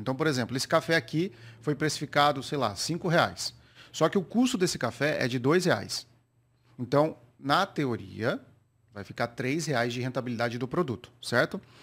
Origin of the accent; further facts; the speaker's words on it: Campinas, São Paulo, Brazil; sou lá da cidade de Campinas, interior